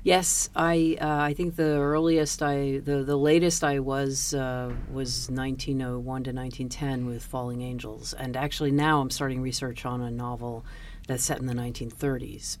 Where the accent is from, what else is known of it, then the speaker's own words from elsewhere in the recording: Washington, District of Columbia, United States; I went to school in the 70s and I grew up in Washington DC in an integrated neighborhood